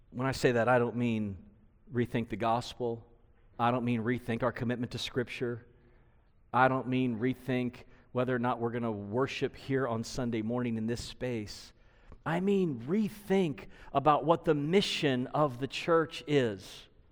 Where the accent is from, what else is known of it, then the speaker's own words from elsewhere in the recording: United States; We are American-made.